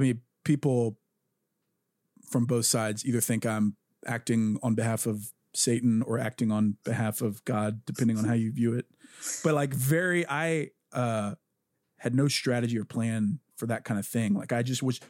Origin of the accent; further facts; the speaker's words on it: the South, United States; I'm from the South.